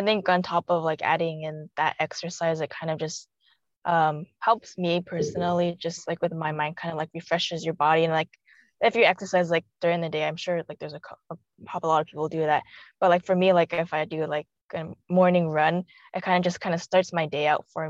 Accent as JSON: {"language": "English", "town": "Pasadena", "region": "California", "country": "United States", "tie": "born or raised there", "also_born_or_lived": "China", "said": "I was born in China and adopted maybe just like when I was a couple months and just raised in Pasadena, Arcadia area. And then from there, just basically grew up"}